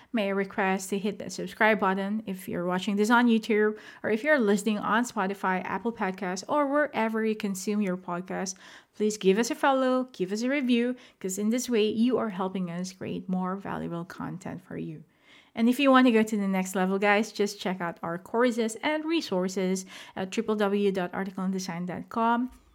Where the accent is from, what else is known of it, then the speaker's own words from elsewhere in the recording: Philippines; moved away; I am not based in the Philippines as of the moment, but I am a Filipino